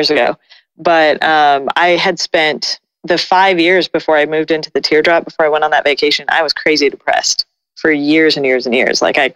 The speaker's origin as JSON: {"language": "English", "region": "Colorado", "country": "United States", "tie": "born or raised there", "also_born_or_lived": "Austin, Texas", "moved": "yes", "said": "I grew up in Colorado. So I grew up around the mountains. And then I spent, a good 10 years in Austin away from the mountains."}